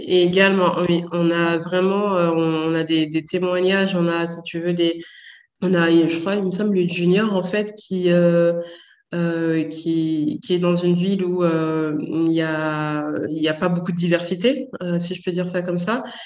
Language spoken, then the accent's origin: French; Saint-Denis, Île-de-France, France; j'ai grandi à Saint-Denis